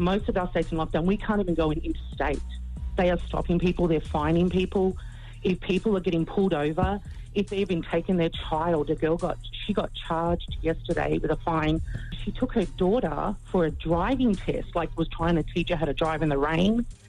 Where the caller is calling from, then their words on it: Australia; Oh, sorry. Yeah, no, I'm actually calling from Australia, and I've been listening every day for the last probably 5 years.